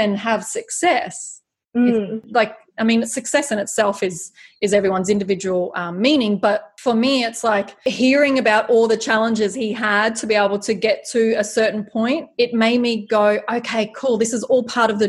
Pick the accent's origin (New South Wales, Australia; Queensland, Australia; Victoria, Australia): Queensland, Australia; near Australia Zoo; I grew up just near Australia Zoo